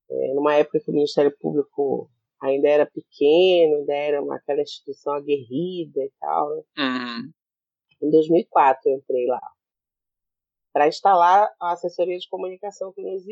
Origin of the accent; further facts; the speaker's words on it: Belém, Pará, Brazil; also born or lived in Roraima; eu sou nascida e criada aqui na Amazônia, né?